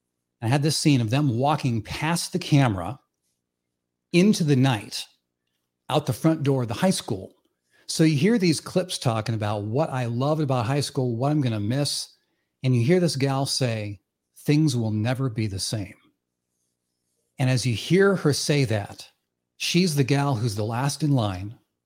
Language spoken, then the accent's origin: English; Iowa, United States; growing up in the town where I grew up in Northwest Iowa. It was a town of 1,000 people. Literally a zero stoplight town, and everyone there worshiped basketball.